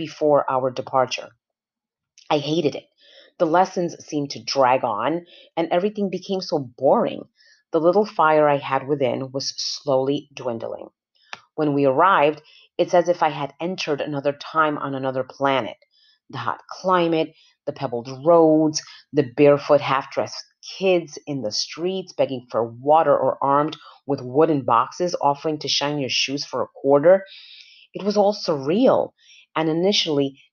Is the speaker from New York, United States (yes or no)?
yes; New York City, New York, United States; I was born 1974 in Washington Heights, New York City